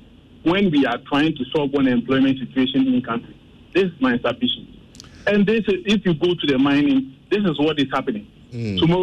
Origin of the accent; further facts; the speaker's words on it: Ghana; I'm a Ghanaian